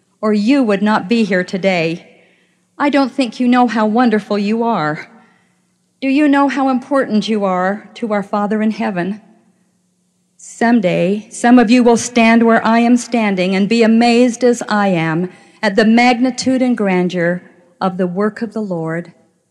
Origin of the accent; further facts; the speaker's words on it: Clearfield, Utah, United States; I grew up in the small town of Clearfield, Utah